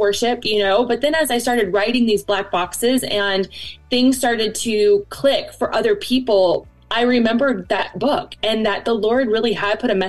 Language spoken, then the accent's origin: English; Cincinnati, Ohio, United States; now in Northern Kentucky, United States; I was raised in Cincinnati, and now we live in Northern Kentucky.